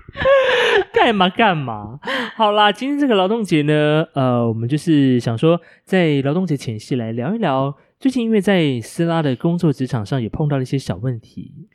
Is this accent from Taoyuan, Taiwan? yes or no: no; Hualien, Hualien County, Taiwan; moved away; 我的家乡花莲